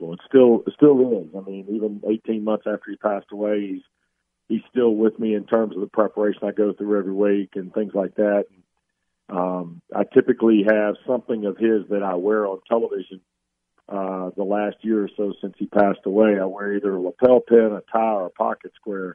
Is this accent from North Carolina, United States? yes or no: yes; North Carolina, United States; I played basketball most of my teenage years and adolescent years, youth years growing up in North Carolina